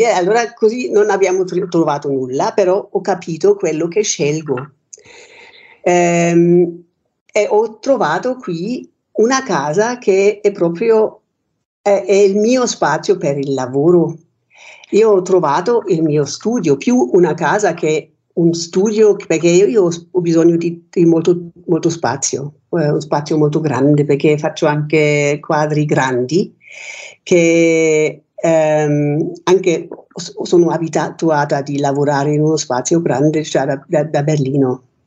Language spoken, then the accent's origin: Italian; Germany; Italian is a second language; moved away as an adult; also born or lived in Rome, Italy; now in Pozzuolo, Italy; io sono nata in Germania